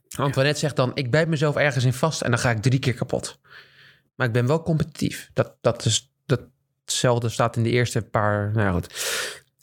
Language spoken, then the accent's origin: Dutch; Netherlands